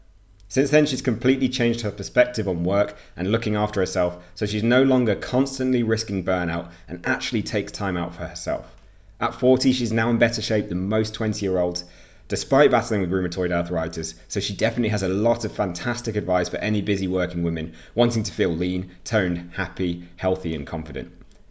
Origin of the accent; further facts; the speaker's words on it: Oxford, South East England, United Kingdom; I was born in Oxford.